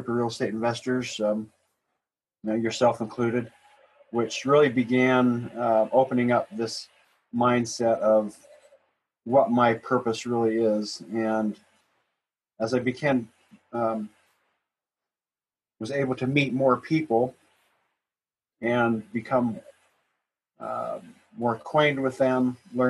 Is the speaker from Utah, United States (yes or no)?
yes; Midvale, Utah, United States; also born or lived in Santa Cruz, Utah; I was raised in Midvale, South Salt Lake.